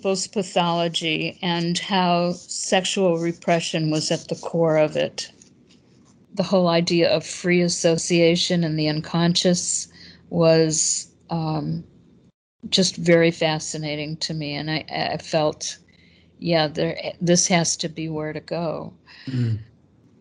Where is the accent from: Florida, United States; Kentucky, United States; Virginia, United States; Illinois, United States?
Illinois, United States; Chicago; moved away as an adult; also born or lived in Madison, Wisconsin; I was born and raised in Chicago.